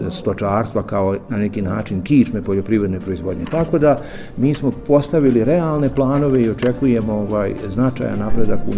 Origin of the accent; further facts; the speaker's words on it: Republika Srpska, Bosnia & Herzegovina; Kod nas u Republici Srpskoj